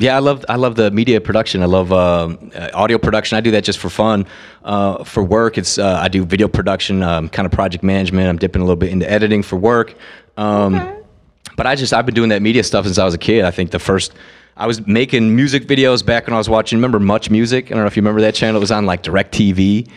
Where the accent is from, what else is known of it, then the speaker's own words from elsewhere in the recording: Winthrop Harbor, Illinois, United States; also born or lived in Gurnee, Illinois; I grew up in Gurnee and then Winthrop Harbor area. Stuck around in Winthrop Harbor I've been there for about, 20 years about.